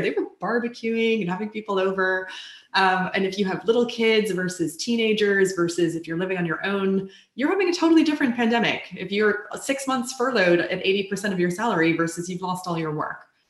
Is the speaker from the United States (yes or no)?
yes; United States; I come from the United States where it is not a requirement